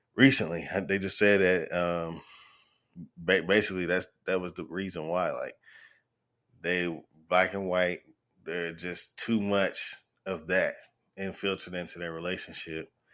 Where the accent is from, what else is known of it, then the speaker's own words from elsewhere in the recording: the South, United States; I'm from the South